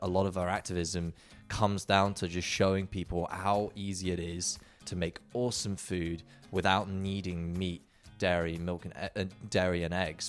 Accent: England, United Kingdom; moved away as an adult; growing up in the UK, you know, Justin and I being identical twins

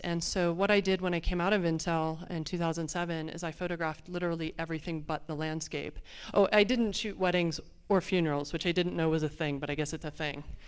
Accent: Phoenix, Arizona, United States; I'm from Phoenix, Arizona. We don't have a lot of water

